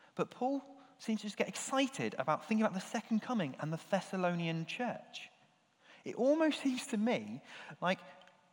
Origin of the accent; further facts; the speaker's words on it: United Kingdom; we're British, and physical affection, not really the done thing for us